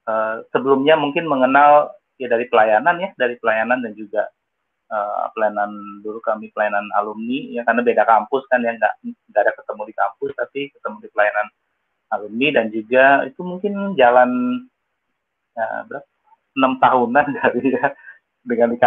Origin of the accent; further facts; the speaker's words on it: Pontianak, West Kalimantan, Indonesia; born there; uh, dari suku Tionghoa. Ya saya lahir di Pontianak dari keluarga Chinese.